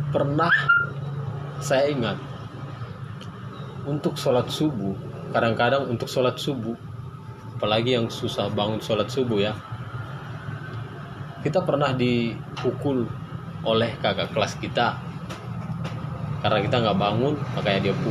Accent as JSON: {"language": "Indonesian", "town": "Gunung Tua", "region": "North Sumatra", "country": "Indonesia", "said": "Saya berasal dari Sumatera Utara, Medan. Tepatnya di Tapanuli Selatan, yaitu di Gunung Tua."}